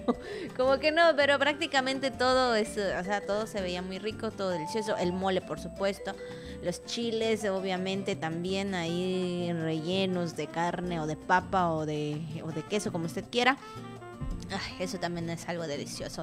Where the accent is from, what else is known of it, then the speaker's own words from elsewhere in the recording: Mexico; Como buena mexicana, como buen mexicano